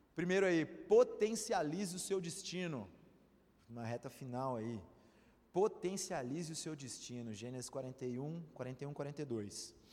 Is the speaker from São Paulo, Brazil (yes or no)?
yes; Santos, São Paulo, Brazil; eu sou de Santos, minha família é toda lá